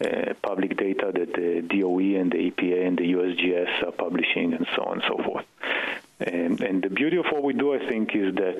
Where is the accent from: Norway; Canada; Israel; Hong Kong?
Israel; moved away as an adult; now in Boston, United States; I grew up in Israel and did a PhD in physics